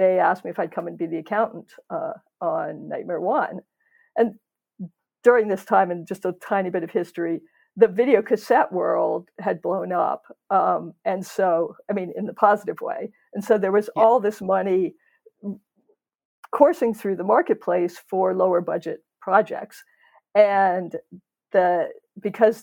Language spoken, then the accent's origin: English; Baltimore, Maryland, United States; moved away; I grew up in Baltimore